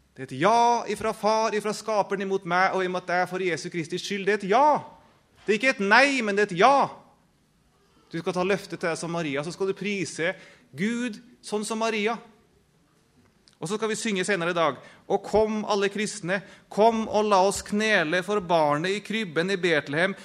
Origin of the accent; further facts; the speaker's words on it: Norway; jeg som en nordmann, eller hva jeg nå er.